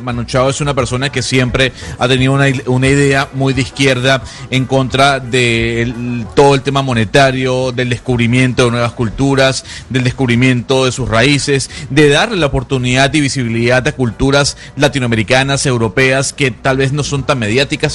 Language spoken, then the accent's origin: Spanish; Venezuela; yo soy venezolano